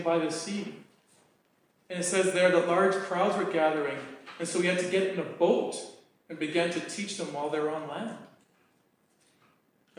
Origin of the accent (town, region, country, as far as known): Canada